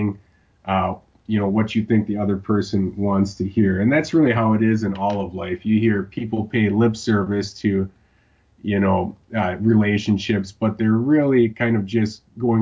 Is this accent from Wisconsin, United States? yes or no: yes; Wisconsin, United States; Wisconsin, my home state